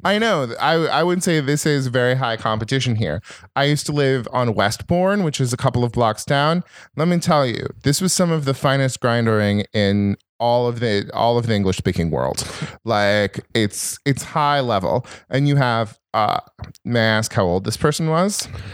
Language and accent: English; Northern California, United States; also born or lived in Minnesota; I'm from Northern California, and I went to Berkeley